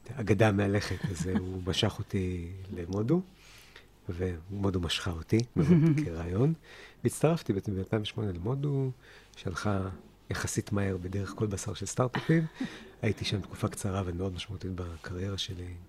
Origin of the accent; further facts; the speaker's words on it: Haifa, Haifa District, Israel; also born or lived in New Jersey, United States; גדלתי בחיפה, שנתיים בארצות הברית, רילוקיישן